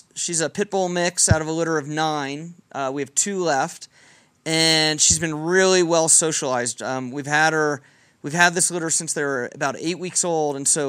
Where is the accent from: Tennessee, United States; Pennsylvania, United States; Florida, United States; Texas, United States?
Texas, United States; Dallas; Grew up in Dallas, and then came on vacations here with my family from throughout. I was born in 69, so the 70s and 80s, this is where we vacationed.